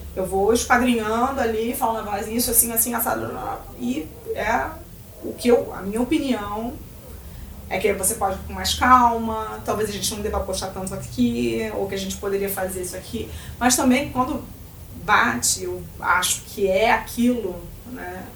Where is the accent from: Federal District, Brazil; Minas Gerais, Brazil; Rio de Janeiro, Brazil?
Rio de Janeiro, Brazil; eu não sou gaúcha, eu sou carioca